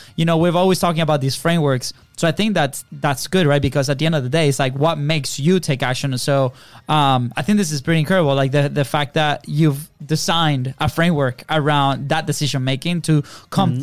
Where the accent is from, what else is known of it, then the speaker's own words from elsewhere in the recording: Venezuela; English is a second language; moved away; we're foreign. We're from Venezuela